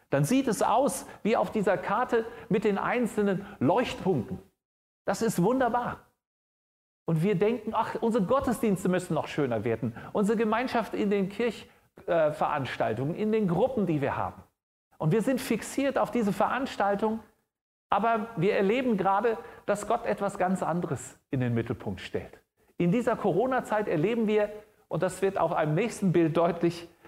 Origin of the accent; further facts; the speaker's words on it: Frankfurt, Hesse, Germany; Ich komme aus Frankfurt und da gibt es vor der Messe eine große Skulptur.